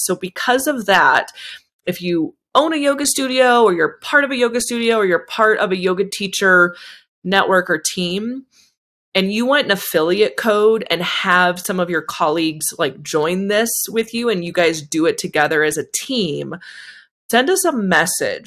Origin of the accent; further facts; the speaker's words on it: Bay Area, California, United States; moved away; I'm from the Bay Area